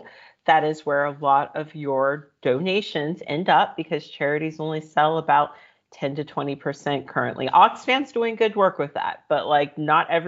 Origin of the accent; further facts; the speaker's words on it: United States; as an American